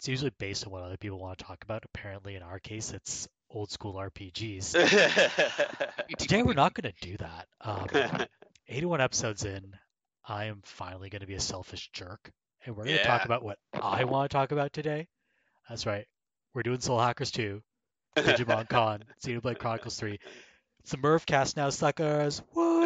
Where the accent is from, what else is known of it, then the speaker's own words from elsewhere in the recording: Canada; I'm Canadian